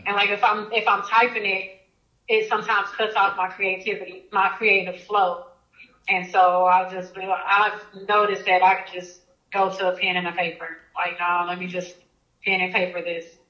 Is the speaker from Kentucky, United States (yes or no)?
no; Oklahoma City, Oklahoma, United States; I'm from Oklahoma City